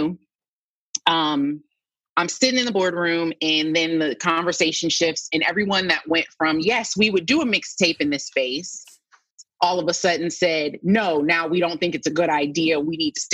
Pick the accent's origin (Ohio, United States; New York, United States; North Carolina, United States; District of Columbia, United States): Ohio, United States; Canton; moved away; also born or lived in Nashville; We're both from Canton, Ohio. I've known his mom my entire life.